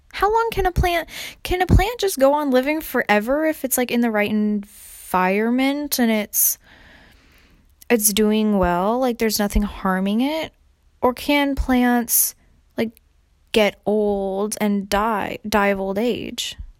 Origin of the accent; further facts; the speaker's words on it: California, United States; now in Raleigh, United States; because I'm from California